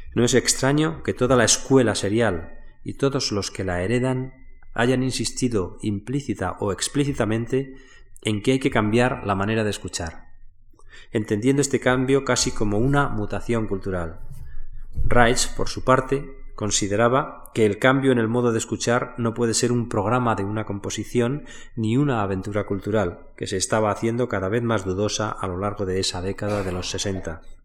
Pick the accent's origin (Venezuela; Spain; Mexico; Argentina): Spain